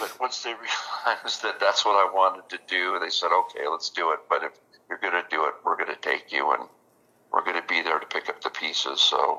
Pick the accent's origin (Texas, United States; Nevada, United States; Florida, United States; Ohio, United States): Nevada, United States; Las Vegas; Well, you know, I grew up in Vegas, born and raised there, and we lived out in the country. We lived on a dairy farm, actually.